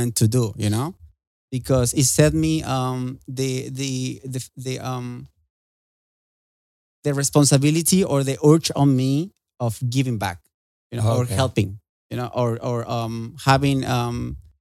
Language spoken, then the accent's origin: English; Querétaro, Mexico; moved away as an adult; I was born and raised in Mexico. Mm-hmm. Querétaro City.